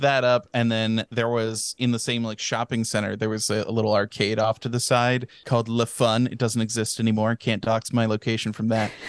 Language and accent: English; Texas, United States; I didn't go into the kindergarten here